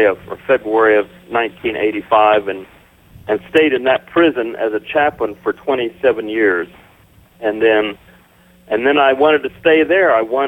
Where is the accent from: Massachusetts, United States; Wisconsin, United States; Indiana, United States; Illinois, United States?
Indiana, United States; And I was in my hometown in Indiana. It was an auto town.